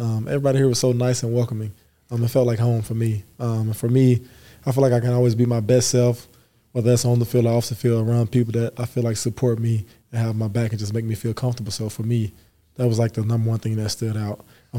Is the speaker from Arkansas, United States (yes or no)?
yes; Earl, Arkansas, United States; also born or lived in Waco; now in Provo, United States; I grew up in Earl, Arkansas.